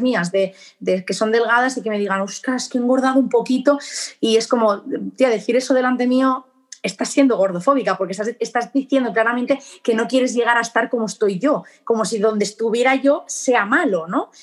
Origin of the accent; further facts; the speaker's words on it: Barcelona, Catalonia, Spain; moved away as an adult; now in Murcia, Spain; soy de Barcelona, España